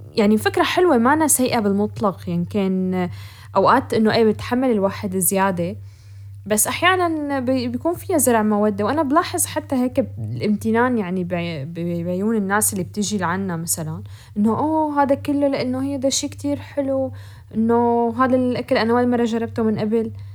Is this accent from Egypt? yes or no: no; Syria; moved away as an adult; also born or lived in Europe; بعد ما سافرنا على اوروبا نحن كسوريين